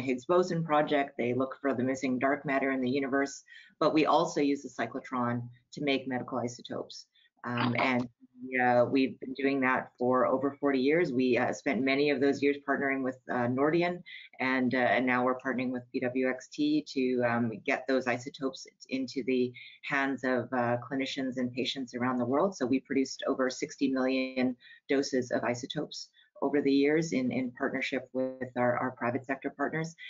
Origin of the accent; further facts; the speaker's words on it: Canada; I'm a Canadian